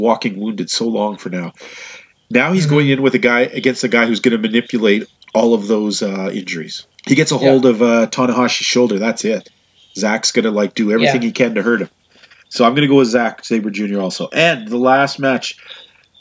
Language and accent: English; Canada; I'm Canadian